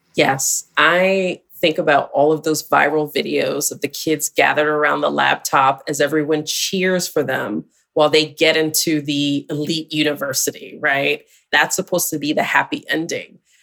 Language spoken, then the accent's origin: English; Syracuse, New York, United States; I'm from Syracuse, which is just a couple hours from Buffalo, New York